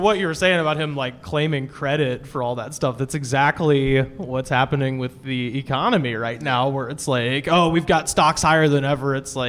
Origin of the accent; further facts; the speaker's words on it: Alabama, United States; I grew up in Alabama.